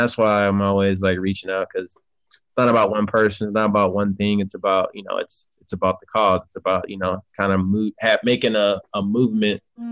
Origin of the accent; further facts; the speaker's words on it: Michigan, United States; now in Arizona, United States; I'm originally from Michigan